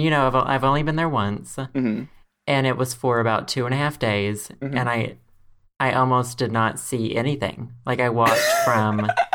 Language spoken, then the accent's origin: English; Arkansas, United States; I am 26. I am from Arkansas